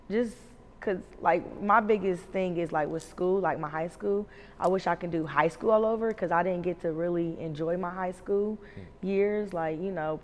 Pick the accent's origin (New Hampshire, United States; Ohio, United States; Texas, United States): Ohio, United States; Columbus; moved away as an adult; born and raised to about 4 years ago